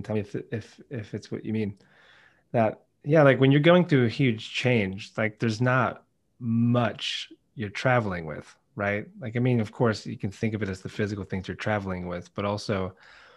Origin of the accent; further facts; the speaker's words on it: United States; moved away as an adult; now in United Kingdom; Being American